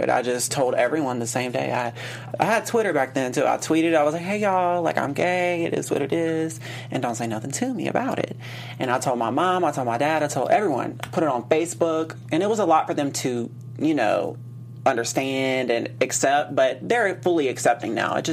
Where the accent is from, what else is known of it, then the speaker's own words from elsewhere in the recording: Baton Rouge, Louisiana, United States; moved away as an adult; also born or lived in Mississippi; now in Los Angeles, United States; So I'm from Louisiana. I lived in Mississippi for high school, and I ended up moving back to Louisiana, and then I moved here.